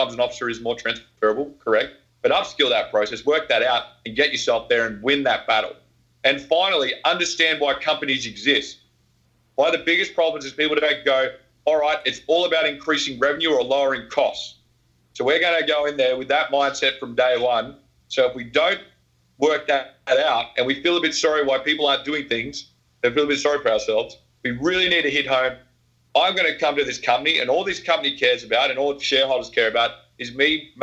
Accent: Australia; I'm Australian.

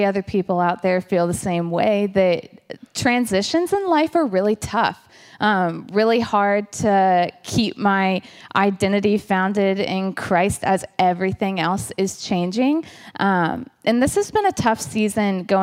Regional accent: Richmond, Virginia, United States; moved away; I'm from Richmond, Virginia, originally

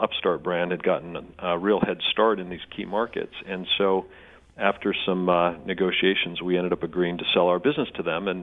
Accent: Seattle, Washington, United States; moved away as an adult; also born or lived in New York; I grew up in Seattle.

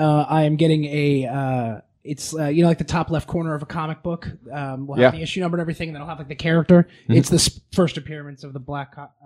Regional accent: central Connecticut, United States; I'm right in central Connecticut, so I'm like right in the middle class somewhere.

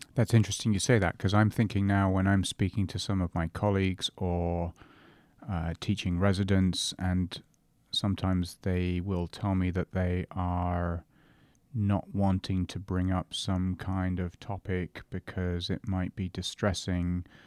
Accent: England, United Kingdom; now in Canada; I'm English, but of course we're now both Canadian

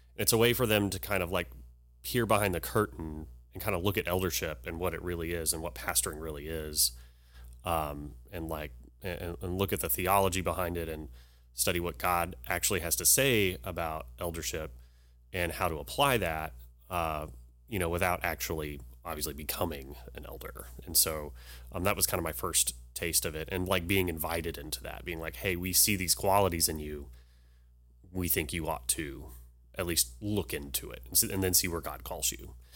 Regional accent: Humble, Texas, United States; I was born here in Humble, um, and I grew up here in the school system

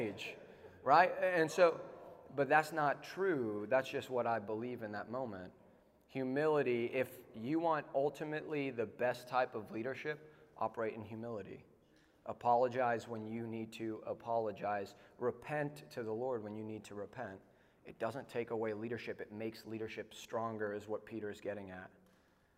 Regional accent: South Africa; now in United States; I'm from South Africa.

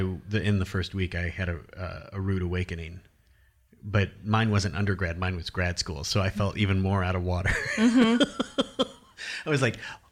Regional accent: Iowa, United States; I'm from Iowa, and I had this idea or perceived notion of what art was

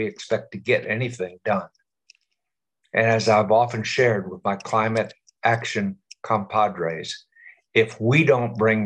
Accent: New Orleans, Louisiana, United States; we New Orleanians

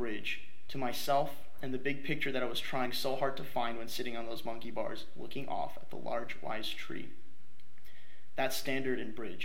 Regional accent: New Providence, New Jersey, United States; I was born and raised in New Providence, New Jersey, a lovely suburban town outside of New York City.

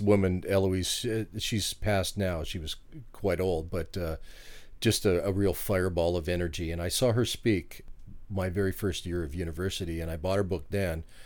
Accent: Vancouver, British Columbia, Canada; now in Washington State, United States; I'm originally from Vancouver, Canada.

